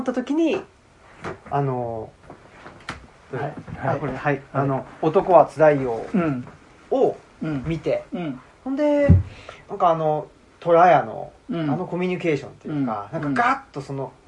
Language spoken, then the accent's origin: Japanese; Urawa, Saitama, Japan; moved away; 埼玉県の浦和ってとこ出身